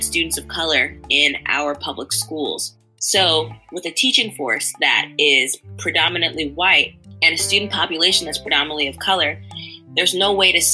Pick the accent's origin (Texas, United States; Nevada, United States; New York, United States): New York, United States; New York City; now in Providence, United States; I'm originally from Queens, New York, and from a predominantly immigrant and low-income neighborhood of Jamaica, Queens. And having grown up there